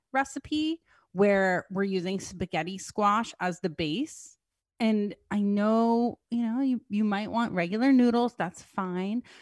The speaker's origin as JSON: {"language": "English", "region": "New Jersey", "country": "United States", "said": "I'm from New Jersey"}